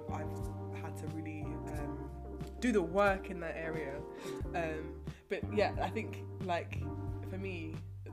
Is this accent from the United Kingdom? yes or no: yes; England, United Kingdom; being English.